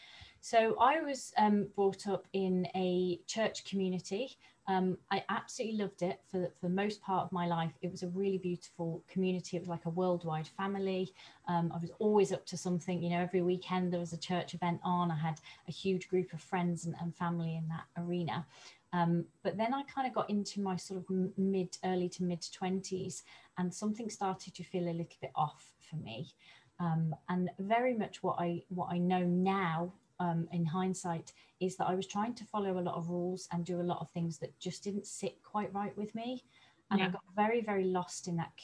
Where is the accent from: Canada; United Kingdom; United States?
United Kingdom; Coventry, West Midlands; moved away as an adult; now in North Devon, United Kingdom; I live in North Devon, but I was brought up in the Midlands around the Coventry area. I moved to North Devon about 3 years ago